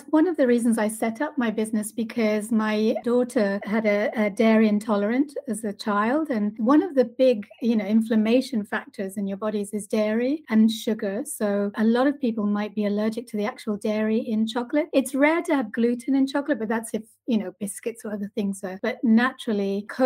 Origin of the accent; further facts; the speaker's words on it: Argentina; I love chocolate. I've loved chocolate my whole life. I'm originally from Argentina, but I've lived in lots of different countries around the world.